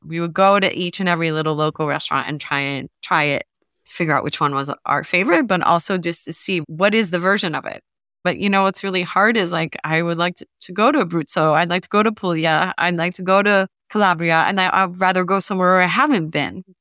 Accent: New Jersey, United States; now in New York, United States; I grew up in New Jersey

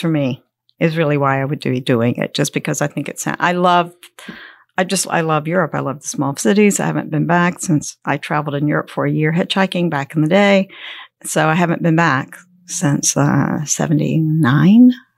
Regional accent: Columbia, South Carolina, United States; now in Gold Hill, United States; I was born in Columbia, South Carolina

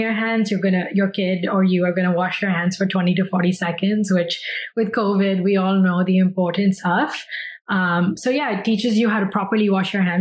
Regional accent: New Delhi, Delhi, India; moved away as an adult; also born or lived in New York, United States; now in United States; I grew up in India, as did my co-founder, Shubham, and we moved to the US in 2011 for undergrad at Parsons

